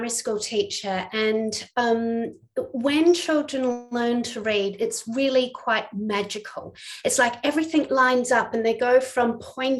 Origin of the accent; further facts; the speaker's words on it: New Zealand; moved away as an adult; also born or lived in England; now in Melbourne, Australia; you can probably tell I'm not from Australia, I'm from New Zealand